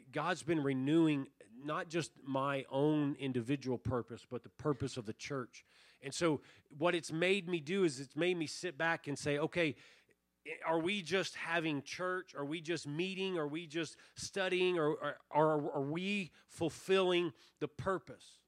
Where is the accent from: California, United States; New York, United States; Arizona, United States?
Arizona, United States; Tucson; we grew up in Tucson, we grew up rabbit hunting